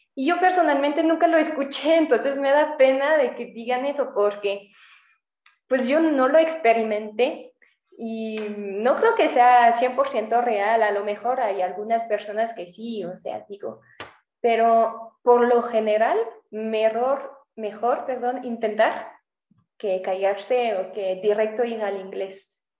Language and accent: Spanish; south of France, France; first language French; Spanish is a second language; moved away as an adult; also born or lived in Spain; now in Mexico; yo que soy del sur de Francia